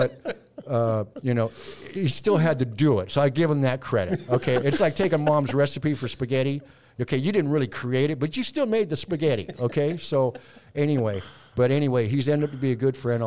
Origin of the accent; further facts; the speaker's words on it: Ohio, United States; I'm from Ohio